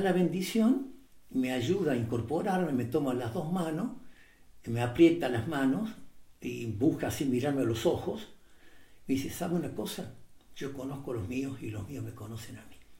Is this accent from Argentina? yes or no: yes; Córdoba, Argentina; moved away as an adult; Padre, de Córdoba.